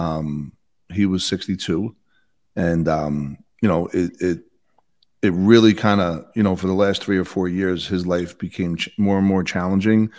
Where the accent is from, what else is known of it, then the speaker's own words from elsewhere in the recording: Bayonne, New Jersey, United States; now in Utah, United States; I grew up in Bayonne, New Jersey, twelve miles outside of Manhattan.